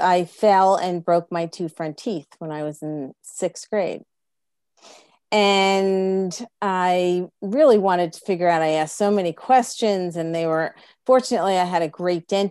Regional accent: Freehold, New Jersey, United States; also born or lived in Plainfield; I really grew up in Freehold because we moved

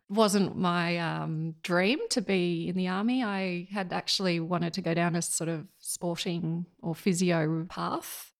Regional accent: Yass, New South Wales, Australia; also born or lived in Sydney; now in Murrumbidgee, Australia; we moved down to just outside of Yass when I was about three

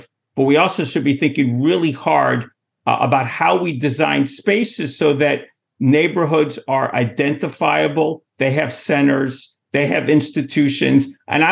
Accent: New York City, New York, United States; I'm from Manhattan

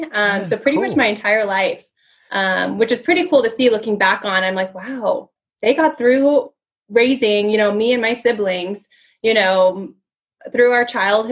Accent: Orange County, California, United States; So I'm from Orange County. I'm an Orange County girl.

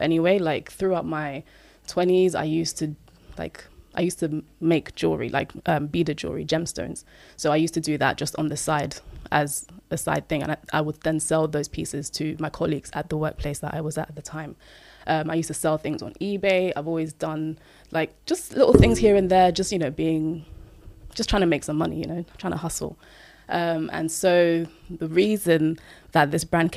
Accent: Nigeria; I'm Nigerian

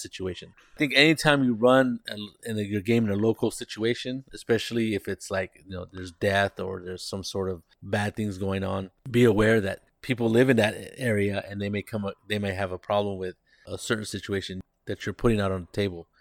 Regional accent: Monterey, California, United States; now in San Jose, United States; I grew up in Monterey, which is a county just south of us

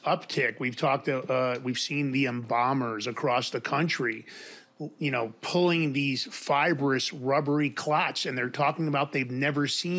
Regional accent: New York, United States; I grew up in New York.

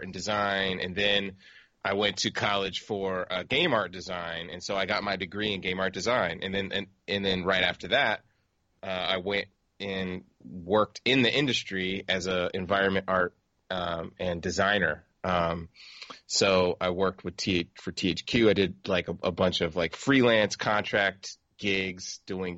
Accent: San Diego, California, United States; I grew up in San Diego

